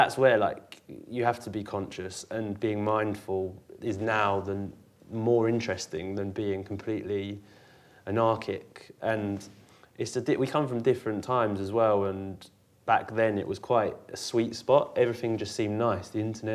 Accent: Maidstone, South East England, United Kingdom; also born or lived in Bearsted; I was born in Maidstone, and I lived in a village outside of Maidstone.

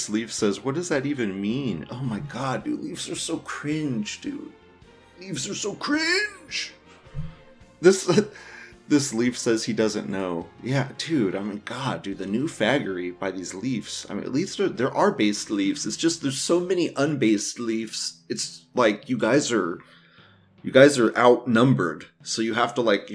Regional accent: United States; I'm not Canadian, I'm American

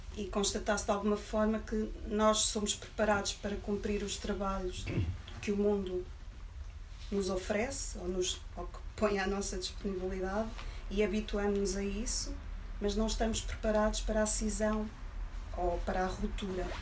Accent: Coimbra, Centro, Portugal; moved away as an adult; now in Lisbon, Portugal; Coimbra a viver em Lisboa, somos muitos

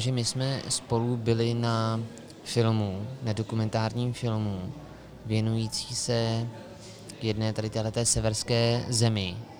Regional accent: Karlovy Vary Region, Czechia; moved away; u nás, v Karlovarském kraji

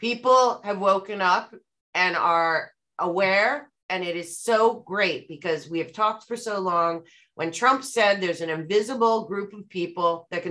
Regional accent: New York City, New York, United States; Times Square in New York City, my hometown

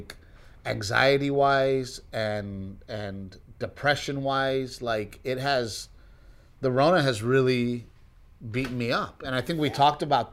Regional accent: Texas, United States; moved away as an adult; also born or lived in Los Angeles, California; we decided to move to Texas. And it has been great for me. It's my home state.

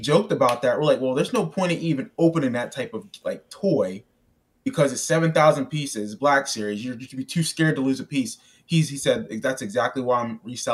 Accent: Pennsylvania, United States; my home state

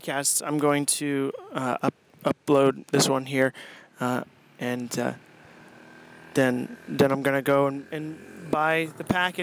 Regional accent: Maine, United States; I'm from Maine

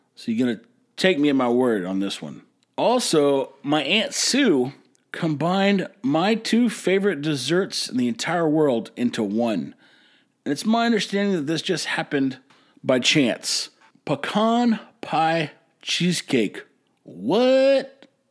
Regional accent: Texas, United States; now in Corpus Christi, United States; I hail from Texas. Actually, I've lived all over Texas, but right now I'm in Corpus Christi

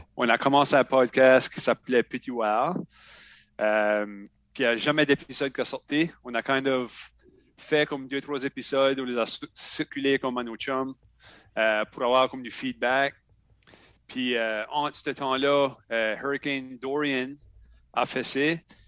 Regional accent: Shediac, New Brunswick, Canada; Je viens de Shediac, Nouveau-Brunswick

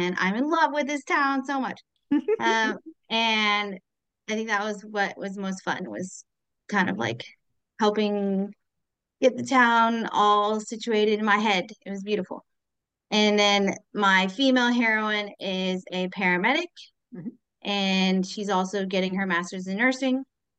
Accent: United States; I'm the only American author in this series of authors.

